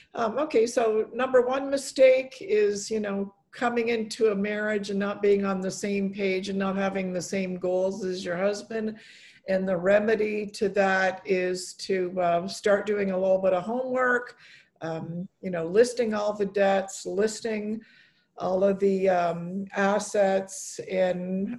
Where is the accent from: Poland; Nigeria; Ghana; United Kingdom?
Poland; born there; I was born in Poland, and my dad's buried there, and I wanted them to, get to know their Polish culture.